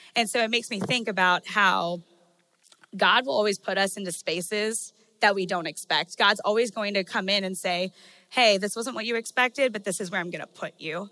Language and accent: English; Maryland, United States; I'm from Maryland, and so I grew up going to the beach